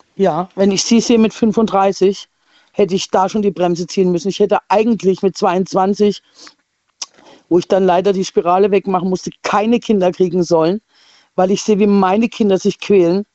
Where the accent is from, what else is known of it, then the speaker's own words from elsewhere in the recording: Leipzig, Saxony, Germany; now in Rastatt, Germany; als Halbkasarin in Leipzig geboren